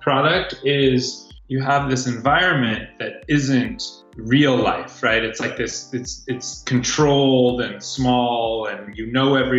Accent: Silicon Valley, California, United States; also born or lived in Santa Barbara; I grew up in Silicon Valley. So one of the few natives

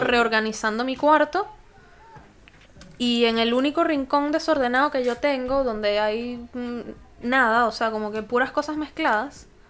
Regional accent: Venezuela; moved away; vengo de Venezuela

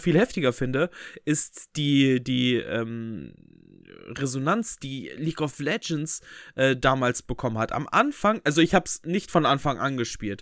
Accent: Bünde, North Rhine-Westphalia, Germany; bei uns in Bünde

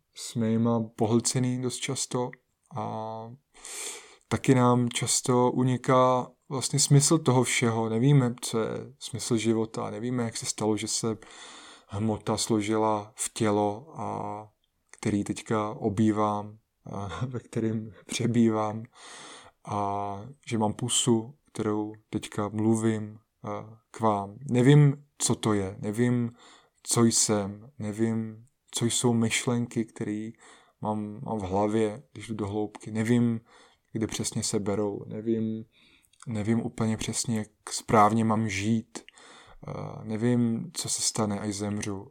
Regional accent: Czechia; u nás v Čechách

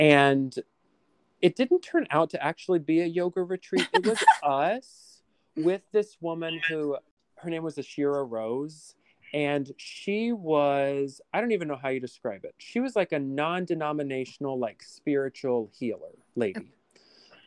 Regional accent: LaGrange, United States; now in Astoria, New York, United States; as a kid, like growing up in LaGrange, and we had this really cute downtown with like the train that would go down the middle

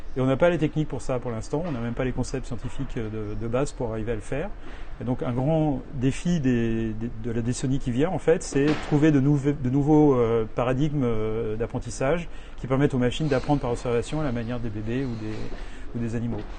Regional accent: France; moved away as an adult; now in New York, United States

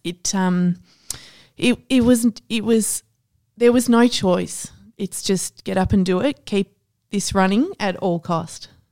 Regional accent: Ballarat, Victoria, Australia; now in Melbourne, Australia; I grew up in Ballarat

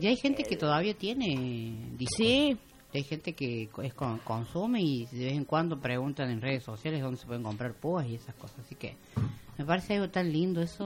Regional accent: Argentina; si somos argentinos

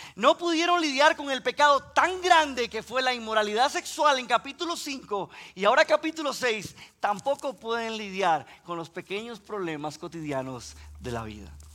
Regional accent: Costa Rica; si escuchan que pronuncio la R un poquito extraña, es que soy de Costa Rica

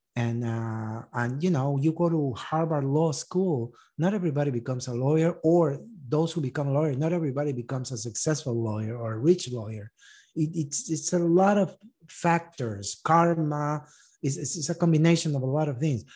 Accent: Uruguay; moved away as an adult; also born or lived in East Texas; now in United States; I grew up in Uruguay

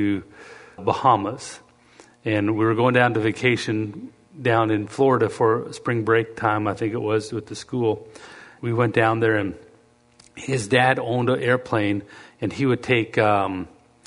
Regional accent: Canada; moved away as an adult; also born or lived in Lethbridge, Alberta / Cleveland, Tennessee / Tulsa; I'm being from Canada

